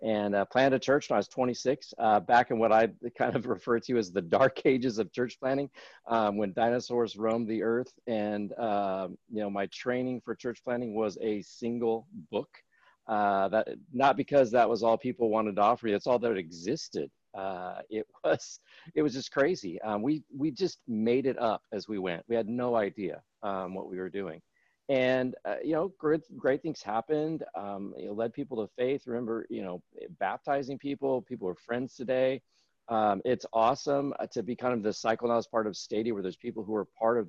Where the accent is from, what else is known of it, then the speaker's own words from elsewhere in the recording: Northern California, United States; I grew up in Northern California